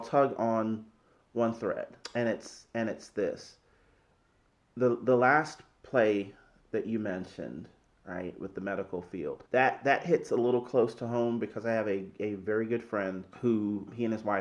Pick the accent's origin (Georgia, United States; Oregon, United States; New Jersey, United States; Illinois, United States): Georgia, United States; Atlanta; my hometown of Atlanta